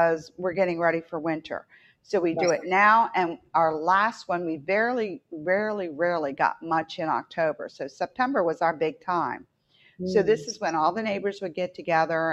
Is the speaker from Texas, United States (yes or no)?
no; West Virginia, United States; moved away; I grew up in West Virginia, so I was a little bit more north.